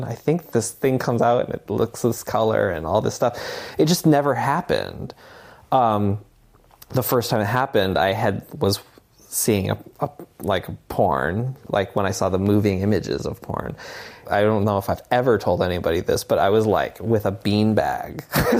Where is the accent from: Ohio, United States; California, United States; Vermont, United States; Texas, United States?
Vermont, United States; Barre; I grew up in Barrie, Vermont.